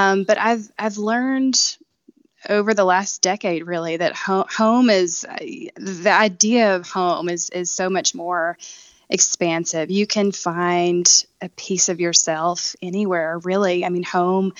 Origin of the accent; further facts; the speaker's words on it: Benton, Arkansas, United States; moved away as an adult; also born or lived in Little Rock, Arkansas; now in Botswana; I was born and raised in a little town called Benton in Saline County and went to high school in Little Rock